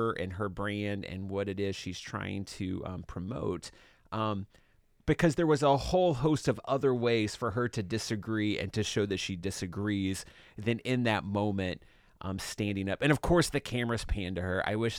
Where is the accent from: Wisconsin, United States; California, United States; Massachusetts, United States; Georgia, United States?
Georgia, United States; She's, you know, from my district that I grew up in Georgia.